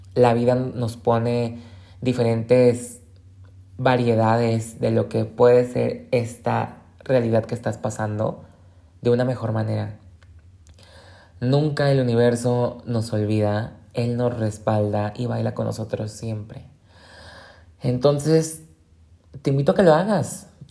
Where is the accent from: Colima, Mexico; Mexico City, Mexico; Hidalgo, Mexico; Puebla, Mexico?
Colima, Mexico; moved away as an adult; now in Guadalajara, Mexico; yo soy del estado de Colima